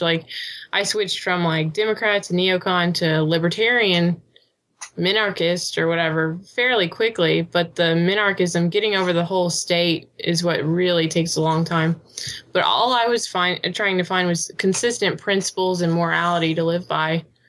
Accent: Illinois, United States; I'm from, hey. Illinois.

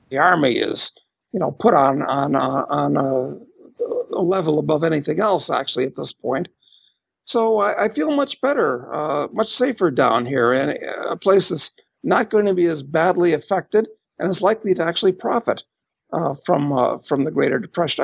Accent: United States; moved away as an adult; I'm an American, and uh, I still spend time in the U.S., but I've been to 175 countries. I've lived in 12 at this point

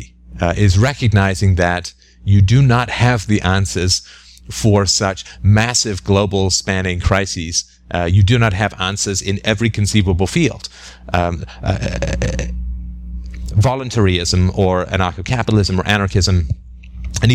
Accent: England, United Kingdom; maybe it's because I grew up in England

